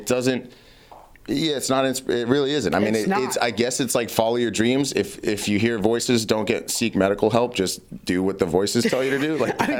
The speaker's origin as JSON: {"language": "English", "town": "Boston", "region": "Massachusetts", "country": "United States", "tie": "born or raised there", "said": "as an Irish kid growing up in Boston"}